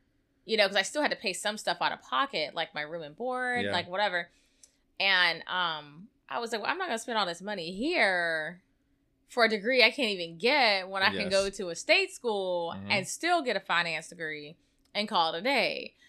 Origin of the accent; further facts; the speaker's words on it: Gulf Coast, United States; I mean, I grew up on the Gulf Coast, so it is what it is.